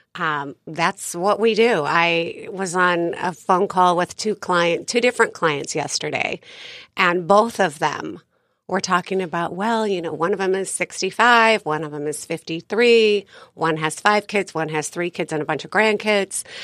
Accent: San Diego, California, United States; moved away as an adult; also born or lived in Bainbridge Island; now in Coronado, United States; I grew up here in San Diego

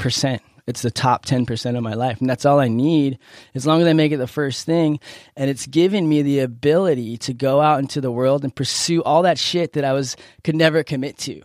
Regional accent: Encinitas, California, United States; I grew up in Encinitas

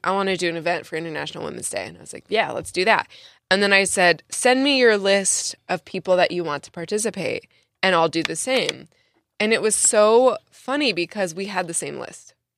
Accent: San Diego, California, United States; my first job ever in San Diego, and I'm from San Diego

